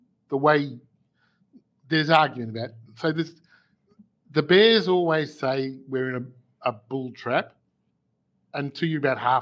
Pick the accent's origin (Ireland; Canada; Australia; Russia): Australia; Melbourne, Victoria; I'm from Melbourne, Australia